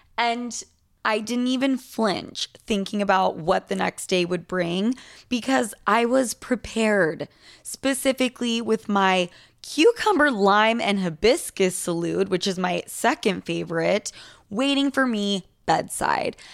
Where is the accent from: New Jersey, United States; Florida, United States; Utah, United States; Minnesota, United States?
Utah, United States; now in New York, United States; two gals from Utah here in New York